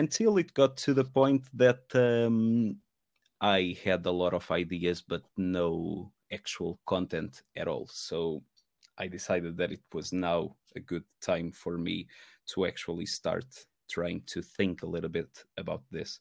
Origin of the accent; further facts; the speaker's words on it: Portugal; moved away as an adult; now in Manchester, United Kingdom; I am originally from Portugal, and I used to in Portugal I used to play in a few metal bands